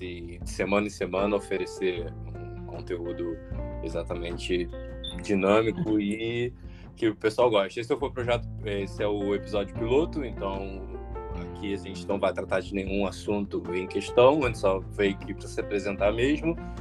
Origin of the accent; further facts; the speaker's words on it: Rio de Janeiro, Brazil; eu sou do Rio de Janeiro